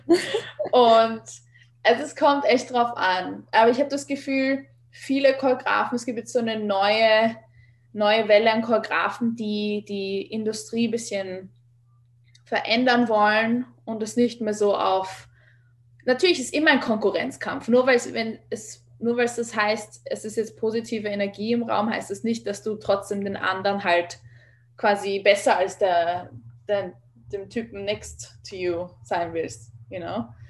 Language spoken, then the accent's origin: German; Vienna, Austria; moved away as an adult; now in Los Angeles, United States; Ich bin ursprünglich aus Wien, geboren und aufgewachsen, bin halb Kubanerin